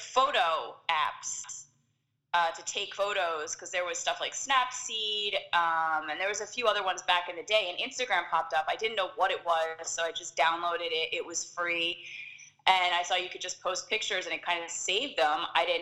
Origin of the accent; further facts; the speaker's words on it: Philadelphia, Pennsylvania, United States; moved away as an adult; now in Southern California, United States; I am originally from Philadelphia, and then I decided to move out here to be closer to Disneyland